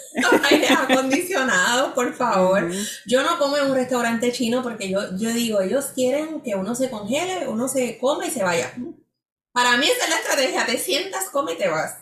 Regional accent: San Juan, Puerto Rico; yo soy de San Juan

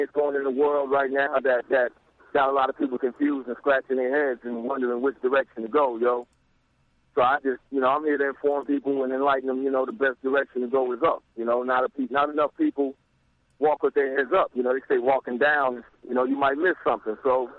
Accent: Kentucky, United States; also born or lived in New York / Atlanta; I grew up in New York. I lived in Atlanta. You know, I'm from Kentucky, so I've been around.

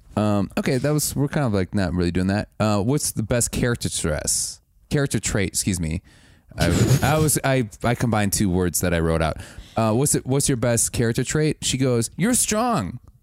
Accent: Wisconsin, United States; I grew, I grew up in Wisconsin

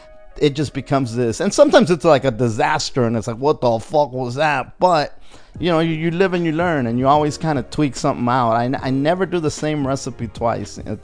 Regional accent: Wilmington, California, United States; growing up in Wilmington, it was a tough neighborhood.

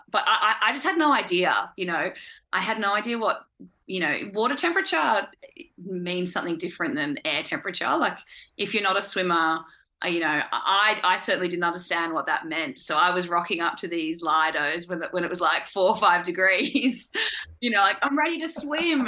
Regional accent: Perth, Western Australia, Australia; moved away as an adult; now in Hobart, Australia; I'm uh, from Perth originally, but I've been living here for the past year

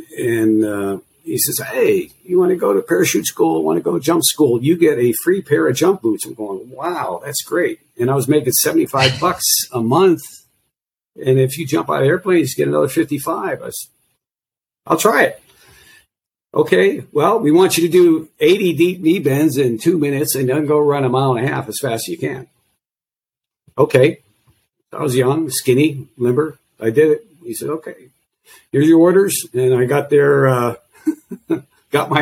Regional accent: Pittsburgh, Pennsylvania, United States; I grew up in Pittsburgh area on the east side of Pittsburgh

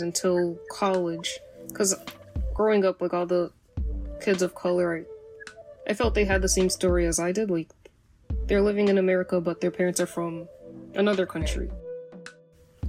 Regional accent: United States; I was born here, my family's from Ivory Coast

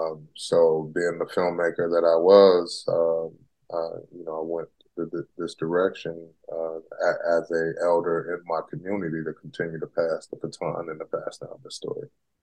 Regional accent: Denver, Colorado, United States; now in Seattle, United States; I'm a transplant from Denver, Colorado, up to the Seattle area.

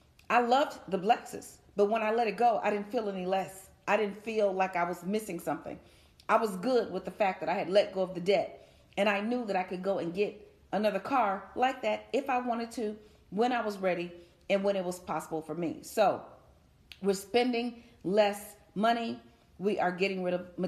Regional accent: Chicago, Illinois, United States; I'm from Chicago

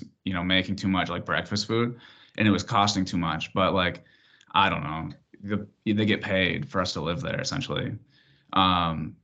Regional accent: Clarkston, Michigan, United States; I grew up in like right on the border of Clarkston and Waterford, Michigan

